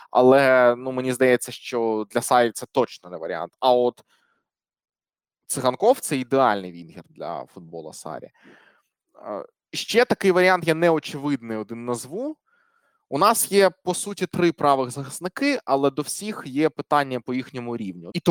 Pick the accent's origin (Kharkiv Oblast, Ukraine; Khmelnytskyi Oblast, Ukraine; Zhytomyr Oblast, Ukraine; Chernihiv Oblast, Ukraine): Kharkiv Oblast, Ukraine; Kharkiv; Ну, банально, я харків'янин, це моя рідна команда.